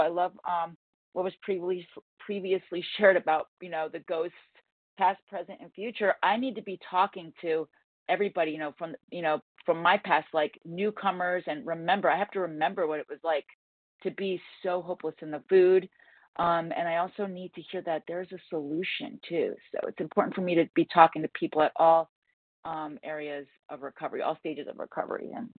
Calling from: Connecticut, United States; gratefully recovered in Connecticut.

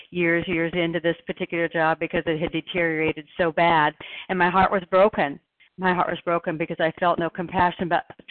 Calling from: Oregon, United States; I'm a recovered compulsive overeater, and I'm calling in from Oregon.

